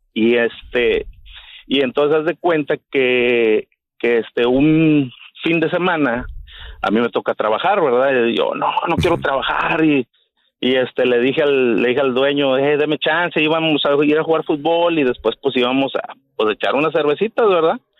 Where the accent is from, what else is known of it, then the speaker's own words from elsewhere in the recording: Tampico, Tamaulipas, Mexico; yo soy de Tampico, Tampico, Tamaulipas